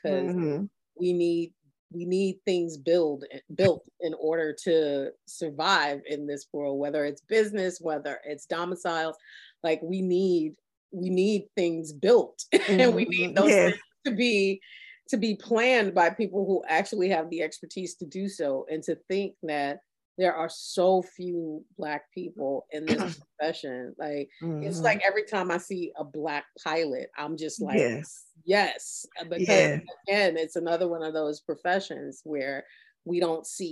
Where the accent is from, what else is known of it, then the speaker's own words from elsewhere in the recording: New York City, New York, United States; growing up in Brooklyn and New York